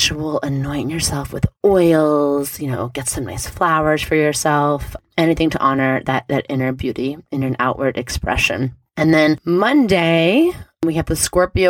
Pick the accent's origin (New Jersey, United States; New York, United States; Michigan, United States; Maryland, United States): New York, United States; New York City; in New York City, my home state where I was born, where I grew up